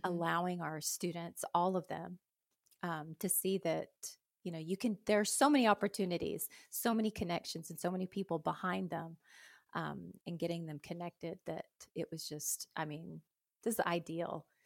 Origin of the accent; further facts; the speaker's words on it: Anadarko, Oklahoma, United States; I'm from Anadarko, Oklahoma